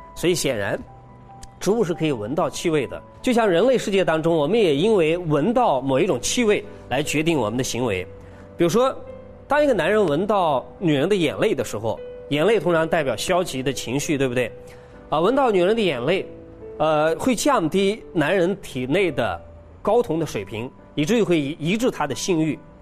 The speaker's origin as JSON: {"language": "Chinese", "country": "China", "said": "我们中国人的哲学"}